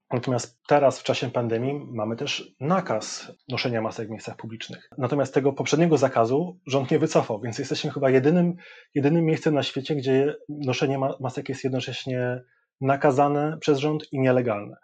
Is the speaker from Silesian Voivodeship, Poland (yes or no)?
no; Sopot, Pomeranian Voivodeship, Poland; moved away as an adult; now in Hong Kong; nie, nie jestem już Sopocianinem